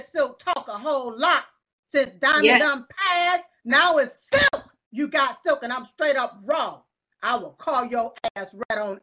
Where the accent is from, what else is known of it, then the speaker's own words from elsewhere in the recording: United States; I was born right here in America